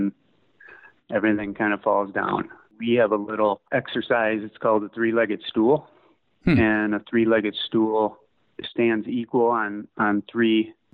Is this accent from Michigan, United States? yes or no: yes; Detroit, Michigan, United States; also born or lived in Pontiac, Michigan; Basically, Detroit's my hometown. I was born in just north of Detroit in Pontiac